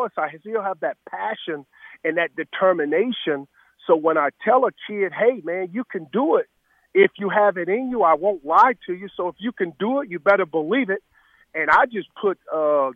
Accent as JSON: {"language": "English", "region": "Mississippi", "country": "United States", "tie": "born or raised there", "also_born_or_lived": "Chicago", "moved": "yes", "said": "I grew up in Mississippi"}